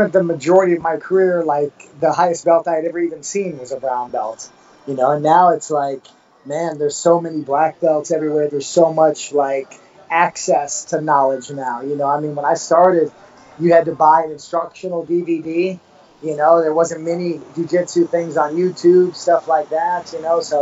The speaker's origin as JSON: {"language": "English", "region": "East Tennessee", "country": "United States", "tie": "born or raised there", "also_born_or_lived": "Merrillville, Indiana", "moved": "as an adult", "lives_now": "Punta Cana, Dominican Republic", "said": "I was raised in East Tennessee."}